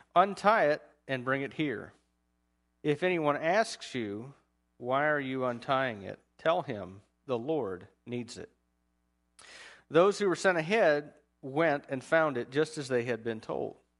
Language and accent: English; United States; as an American